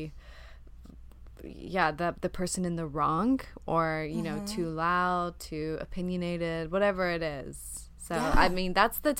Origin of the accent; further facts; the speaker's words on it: the South, United States; I'm from the South